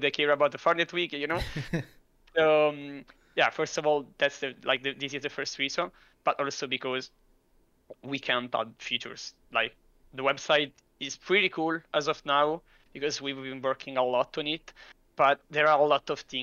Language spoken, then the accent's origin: English; Italy; I'm from Italy.